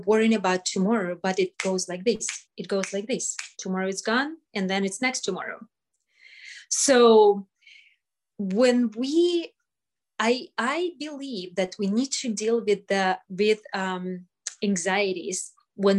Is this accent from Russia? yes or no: yes; Russia; now in United States; I came from Russia. I survived Russia